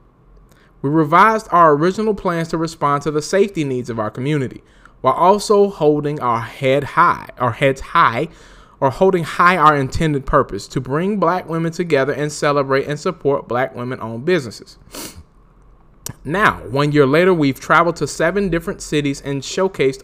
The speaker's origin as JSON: {"language": "English", "town": "Winston-Salem", "region": "North Carolina", "country": "United States", "tie": "born or raised there", "also_born_or_lived": "Raleigh-Durham area (919), North Carolina", "said": "I'm from North Carolina, too. I was born on my birth certificate, say Forsyth County. I was born in Winston-Salem."}